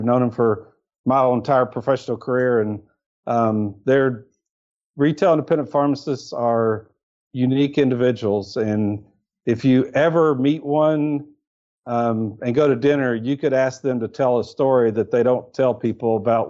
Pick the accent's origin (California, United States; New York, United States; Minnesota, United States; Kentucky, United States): Kentucky, United States; moved away as an adult; also born or lived in Lexington, Kentucky / Dublin, Ohio; I was born and raised in Kentucky.